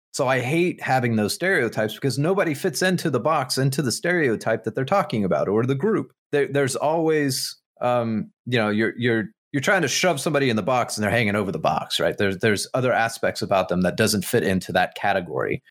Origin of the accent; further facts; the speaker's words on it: United States; as an American